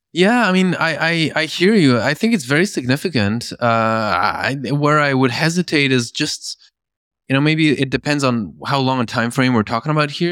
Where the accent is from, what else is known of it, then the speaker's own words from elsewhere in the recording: Belgium; moved away; also born or lived in Norway; I grew up in Belgium.